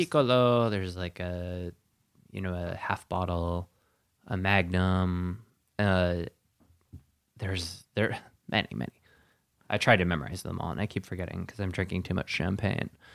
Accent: Sheboygan, Wisconsin, United States; moved away; also born or lived in Denver; I'm from Sheboygan, Wisconsin

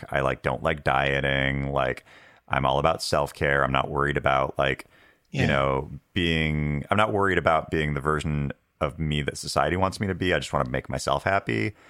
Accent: Washington, United States; I grew up in Washington State, and like it was like on a res in kind of like the like kind of away from like a lot of cool businesses and stuff like that.

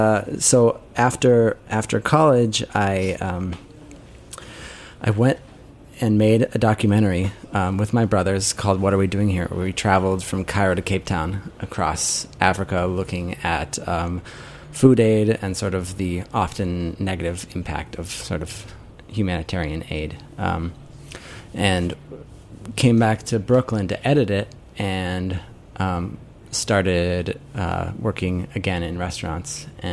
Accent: England, United Kingdom; My parents, they found a job in England, so I grew up in England.

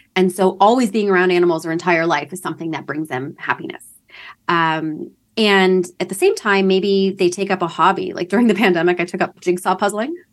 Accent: London, Ontario, Canada; moved away as an adult; now in Toronto, Canada; I'm from London, Ontario, Canada.

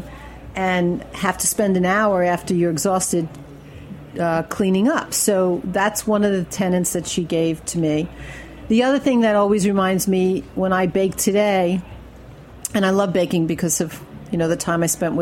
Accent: Brooklyn, New York, United States; moved away as an adult; Brooklyn, of course. Ocean Avenue, Erasmus Hall.

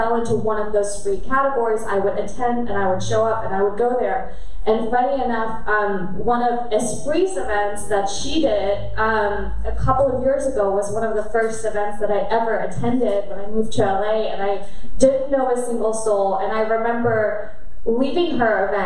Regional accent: Germany; moved away; I grew up in Germany and I'm half Korean

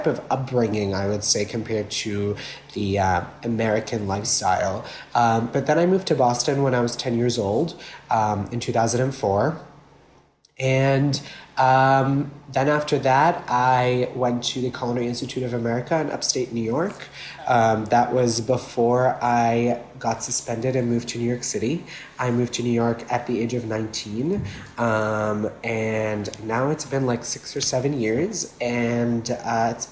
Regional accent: Anfeh, North Governorate, Lebanon; now in Brooklyn, United States; I was born and raised in Lebanon. So I was born I lived in a very small town up north of Lebanon, right on the beach, called Anfe

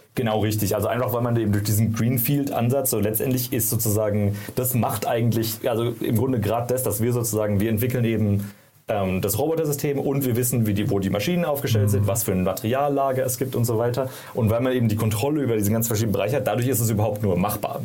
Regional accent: Karlsruhe, Baden-Württemberg, Germany; moved away as an adult; also born or lived in San Francisco; ich komme ursprünglich aus Karlsruhe, habe da studiert

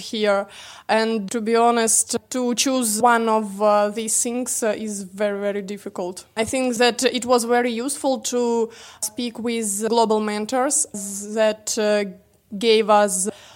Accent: Russia; I'm from Russia

